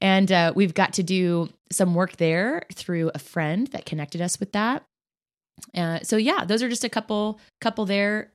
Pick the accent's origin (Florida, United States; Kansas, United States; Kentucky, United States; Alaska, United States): Kansas, United States; now in Indianapolis, United States; That is my home state. There are some amazing people in Kansas who have truly influence the person I am today.